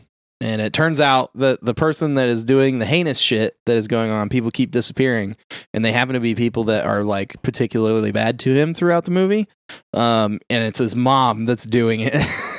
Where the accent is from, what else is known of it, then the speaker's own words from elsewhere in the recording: Boston, Massachusetts, United States; I'm from Boston.